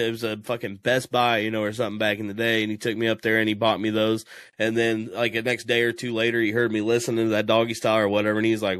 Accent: Midwest, United States; also born or lived in Kansas City, Missouri; We're from the Midwest and straight up like country sit towns

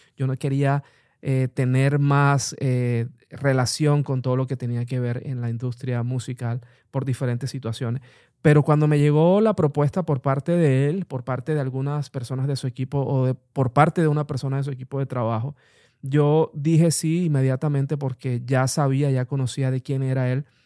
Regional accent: Colombia; also born or lived in Bogotá; en el país, en mi país Colombia

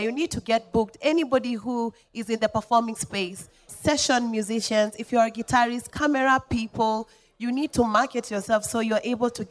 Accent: Molo, Nakuru County, Kenya; moved away; I came from Molo. I did not come from Nairobi

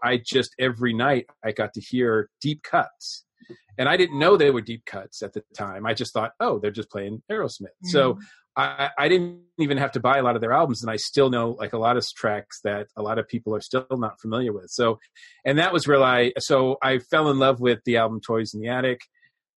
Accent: Massachusetts, United States; growing up in Massachusetts

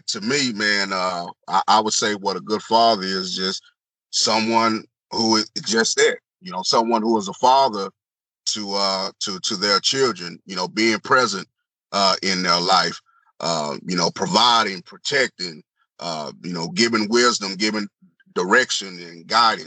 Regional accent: Marlin, Texas, United States; I'm born and raised here in Marlin. I've been here, you know, all of my life

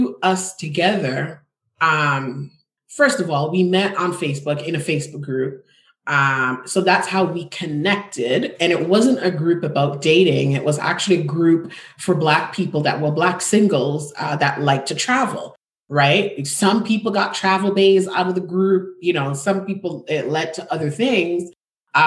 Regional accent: Jamaica; moved away; also born or lived in Toronto, Canada; I wasn't born nor grew up in America. I grew up in the Caribbean. I'm from Jamaica.

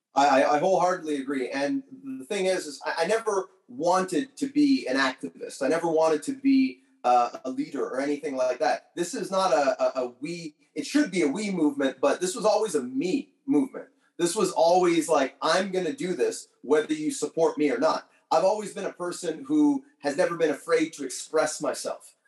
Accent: Canada; being from Canada

